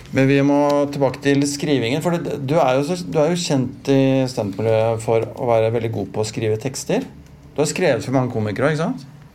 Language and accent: Norwegian; Stabekk, Akershus, Norway; når vi vokste opp på Stabik